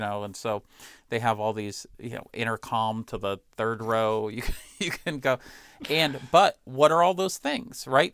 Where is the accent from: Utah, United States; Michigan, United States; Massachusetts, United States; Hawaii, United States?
Massachusetts, United States; Boston; as a Bostonian